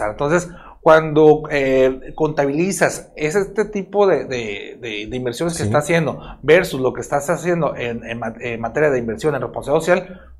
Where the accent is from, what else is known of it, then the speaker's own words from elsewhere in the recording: Culiacán, Sinaloa, Mexico; also born or lived in Los Mochis; Soy, de Culiacán, de, aquí cerquita, de la Obregón